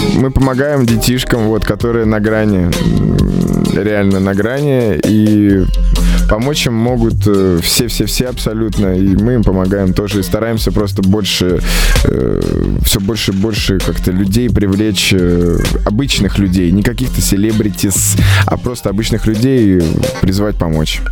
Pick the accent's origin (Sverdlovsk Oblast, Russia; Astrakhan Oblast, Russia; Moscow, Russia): Moscow, Russia; в Москве, в моем родном городе.